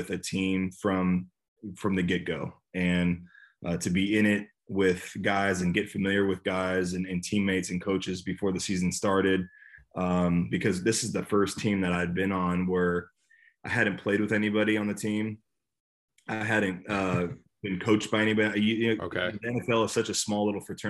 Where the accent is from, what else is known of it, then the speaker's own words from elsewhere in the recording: Bay Area, California, United States; moved away; I'm from the Bay Area, so being back in my home state, California, was great